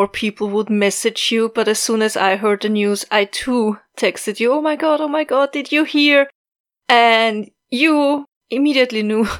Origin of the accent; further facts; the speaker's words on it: Austria; from Austria